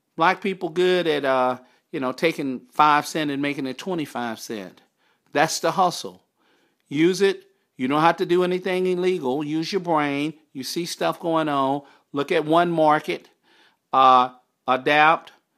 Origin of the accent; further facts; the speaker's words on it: Texarkana, Arkansas, United States; as a kid, a teenager growing up in Texarkana, Arkansas